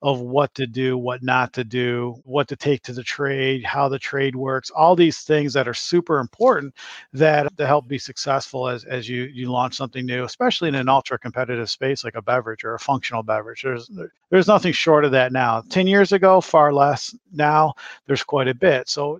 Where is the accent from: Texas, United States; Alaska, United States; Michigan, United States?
Michigan, United States; moved away as an adult; now in Chicago, United States; I'm a Michigan, grew up and born and raised in Michigan, but transplanted here to Chicago a number of years ago